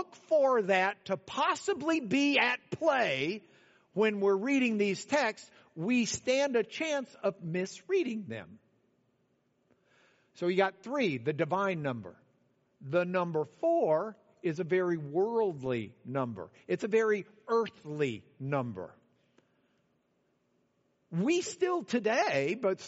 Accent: Lubbock, Texas, United States; I'm from Lubbock.

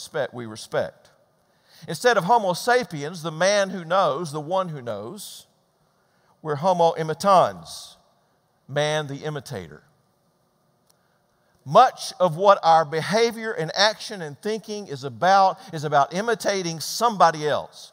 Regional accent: Georgia, United States; moved away as an adult; also born or lived in Midwest; We grew up in Georgia. That's where I'm from.

